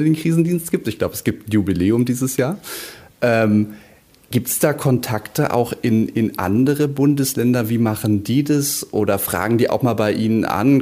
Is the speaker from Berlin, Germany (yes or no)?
yes; Berlin, Germany; als Berliner